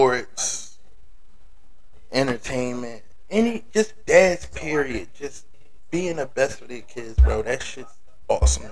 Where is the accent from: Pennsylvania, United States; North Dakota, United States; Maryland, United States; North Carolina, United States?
Pennsylvania, United States; Philadelphia; moved away as an adult; I'm from Philly, if you don't know. I'm from North, to be exact.